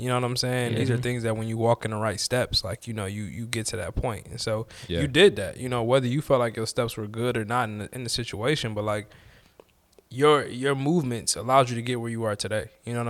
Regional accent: Detroit, Michigan, United States; I am a nigga from Detroit.

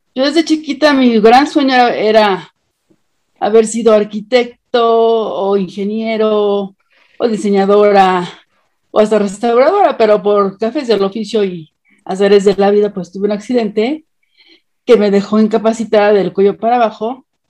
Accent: Mexico; Soy mexicana.

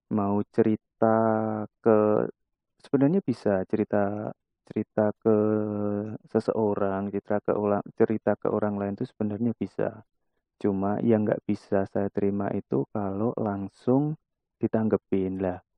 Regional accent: Klaten, Central Java, Indonesia; now in Semarang, Indonesia; Oke, saya asli anak Jawa, lebih tepatnya saya orang Klaten. Terus merantau di Semarang dan sekarang alhamdulillah domisili di Semarang.

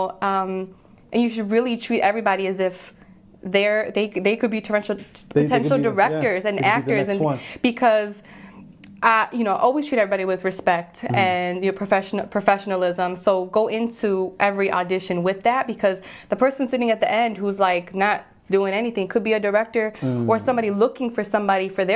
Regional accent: Puerto Rico; I'm Puerto Rican, so my voice, my accent, just the way that I naturally talk

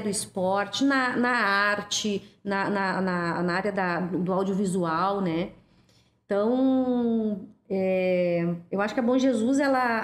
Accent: Porto Alegre, Rio Grande do Sul, Brazil; vim de Alegrete na, ainda na minha primeira infância. E a gente veio para Porto Alegre para o meu pai trabalhar como zelador no bairro Bonfim

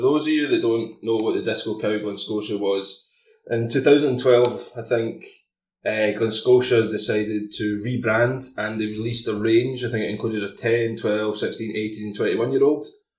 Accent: Campbeltown, Scotland, United Kingdom; So, being from Campbelltown, I obviously have an interest in Glenscotia Distillery.

